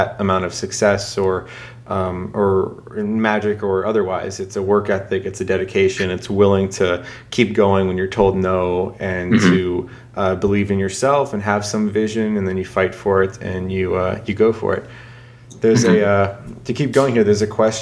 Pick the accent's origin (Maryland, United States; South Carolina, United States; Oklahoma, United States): South Carolina, United States; Charleston; my hometown here, Charleston, South Carolina